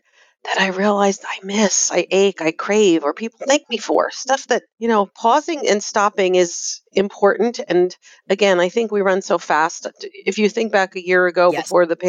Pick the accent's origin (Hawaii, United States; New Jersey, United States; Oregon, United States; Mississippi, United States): New Jersey, United States; I'm from New Jersey